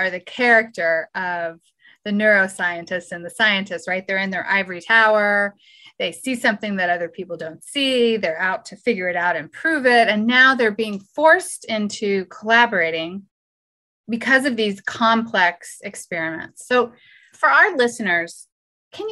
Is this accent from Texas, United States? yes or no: yes; Houston, Texas, United States; moved away; Coming to us live from my hometown, Houston, Texas